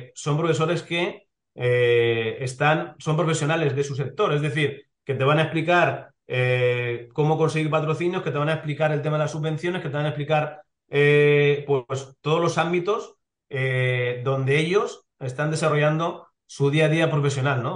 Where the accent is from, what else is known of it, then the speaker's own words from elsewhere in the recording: Elche, Valencian Community, Spain; soy de Elche